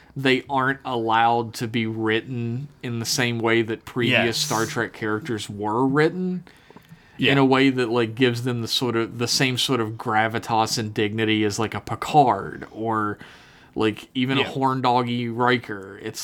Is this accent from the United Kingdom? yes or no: no; Brazil; I'm from Brazil.